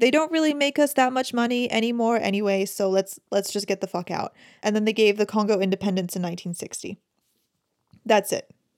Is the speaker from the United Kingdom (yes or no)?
yes; United Kingdom; as a British person